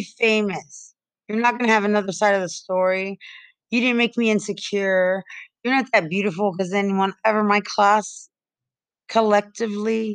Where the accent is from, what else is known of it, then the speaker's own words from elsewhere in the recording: Lubbock, Texas, United States; now in San Antonio, United States; I'm in San Antonio and I'm from Lubbock